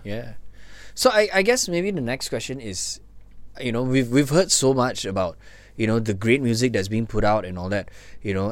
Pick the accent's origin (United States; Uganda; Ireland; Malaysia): Malaysia